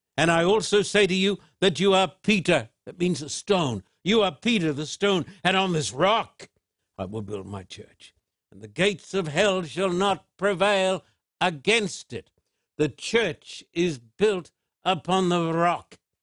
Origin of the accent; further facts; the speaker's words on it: Sydney, New South Wales, Australia; moved away as an adult; now in United States; Sydney is my hometown